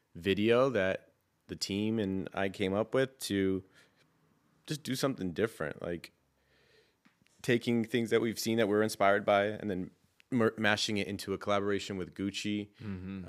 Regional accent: San Francisco, California, United States; I grew up in San Francisco

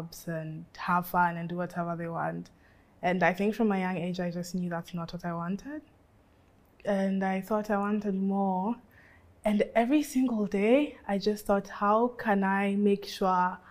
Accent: Nairobi, Kenya; I was born in Nairobi, grew up in Nairobi.

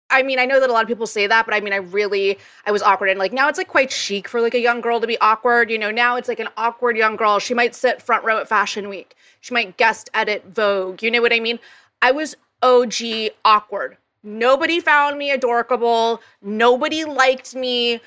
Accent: Jakarta, Indonesia; So I grew up in Jakarta, Indonesia.

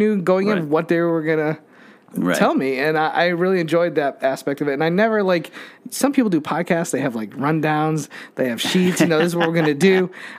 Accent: Connecticut, United States; moved away; Like, how are you in Connecticut right now? And I was like, this is my hometown.

